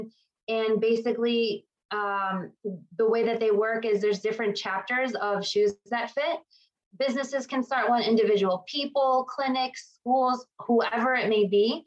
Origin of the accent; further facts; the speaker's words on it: Chicago, Illinois, United States; I was born and raised in Chicago, pretty much have been here my whole life